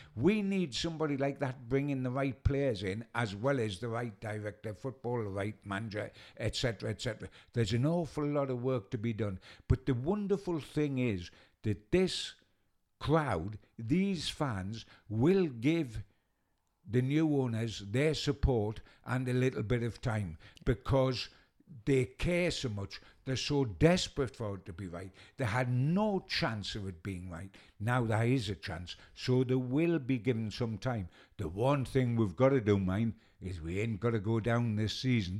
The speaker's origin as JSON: {"language": "English", "town": "Newcastle upon Tyne", "region": "North East England", "country": "United Kingdom", "said": "I'm a Geordie"}